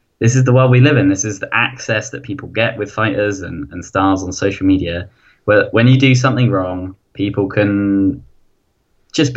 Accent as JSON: {"language": "English", "country": "United Kingdom", "said": "I'm British"}